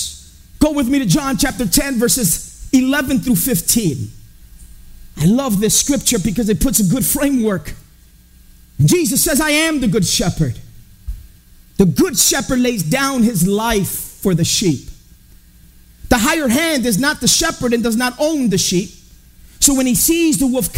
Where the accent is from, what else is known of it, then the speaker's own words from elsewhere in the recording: Chicago, Illinois, United States; I grew up in Humboldt Park. I grew up in the hood.